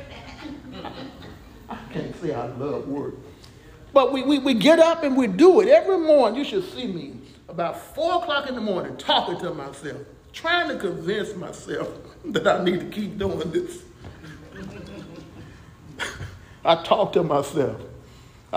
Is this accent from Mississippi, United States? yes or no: yes; Jackson, Mississippi, United States; when I was growing up in Jackson, Mississippi, my hometown, we used to walk to school